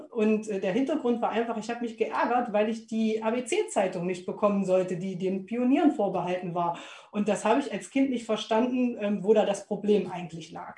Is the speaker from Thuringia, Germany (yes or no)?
yes; Weißenborn-Lüderode, Thuringia, Germany; ich komme aus Weißenborn-Büderode, das ist ein Dorf, was direkt am Sperrgebiet lag